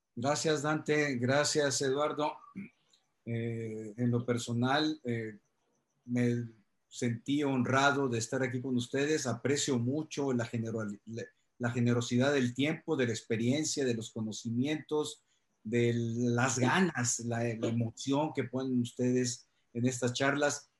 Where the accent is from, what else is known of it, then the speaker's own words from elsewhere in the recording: Culiacán, Sinaloa, Mexico; mi tierra, Culiacán